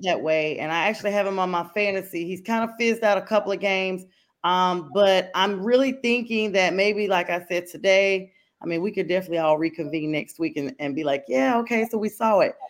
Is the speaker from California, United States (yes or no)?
no; North Carolina, United States; now in Atlanta, United States; this is my home city now, even though I'm from North Carolina originally